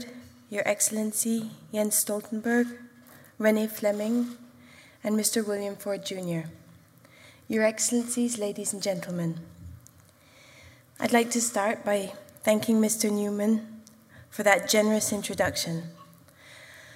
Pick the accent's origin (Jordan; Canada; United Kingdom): Jordan; moved away as an adult; now in United Arab Emirates; I grew up in the Hashemite Kingdom of Jordan, but 14 years ago, I began to call the UAE my home